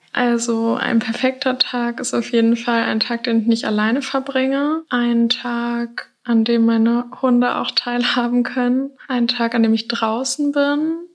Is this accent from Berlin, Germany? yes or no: no; Hamburg, Germany; now in Lüneburg, Germany; bin 23 und ich komme aus Hamburg, aber wohne zurzeit in Lüneburg